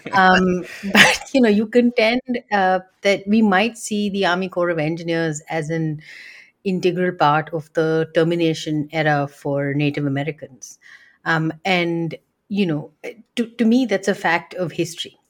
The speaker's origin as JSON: {"language": "English", "country": "India", "tie": "born or raised there", "moved": "yes", "said": "somebody who grew up in India"}